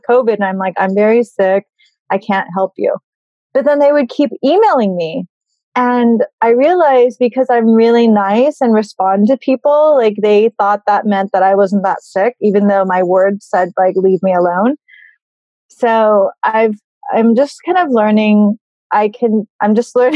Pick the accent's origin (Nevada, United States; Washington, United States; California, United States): California, United States; Burbank; moved away as an adult; also born or lived in Berkeley / Bay Area; now in New York, United States; I grew up in Burbank and I went to school at Berkeley and I lived in the Bay Area and then I moved to New York. So I've been here since 2003